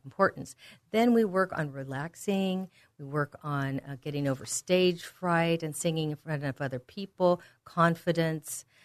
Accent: Walnut Creek, California, United States; the San Francisco Bay Area where I grew up in Walnut Creek

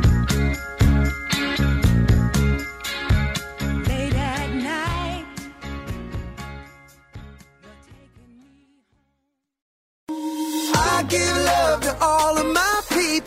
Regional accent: Manchester, Connecticut, United States; growing up in Manchester, Connecticut

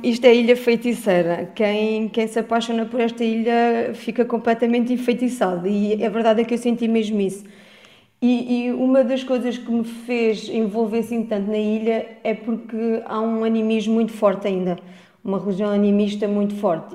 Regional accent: France; moved away; also born or lived in Vieira de Leiria, Portugal; eu, como nasci em França

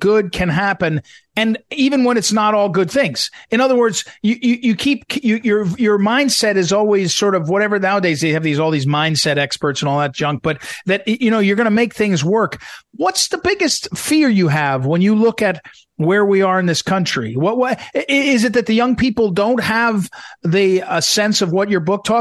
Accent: St. Louis, Missouri, United States; moved away; I'm from St. Louis. I lived in St. Louis, as I was telling you, for 25 years.

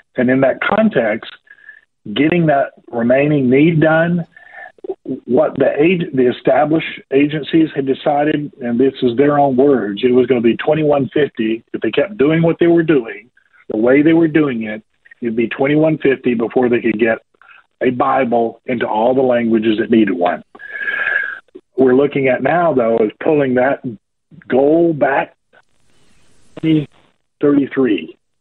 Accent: Georgia, United States; accent: southerner; I was born and raised here in a state called Georgia, over here on the east, southeast of the United States uh, rural part of the country

